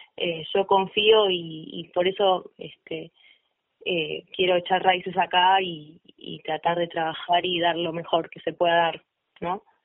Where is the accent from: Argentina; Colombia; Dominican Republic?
Argentina; Vicente López, Buenos Aires Province; moved away as an adult; now in San Carlos de Bariloche, Argentina; yo nací en la provincia de Buenos Aires, en Vicente López, y hace un año y muy poquitos meses me vine a vivir a San Carlos de Bailoche, Río Negro.